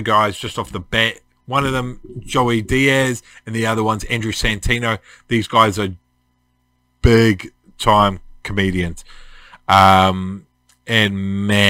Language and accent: English; Tawa, Wellington, New Zealand; now in Red Beach, New Zealand; I was brought up in Tawa, in New Zealand